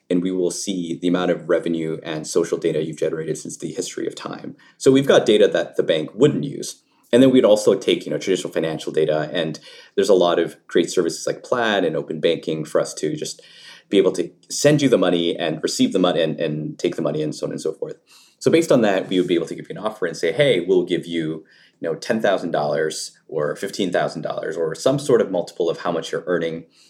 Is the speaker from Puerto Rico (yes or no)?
no; Canada; I grew up in Canada, um, in rural parts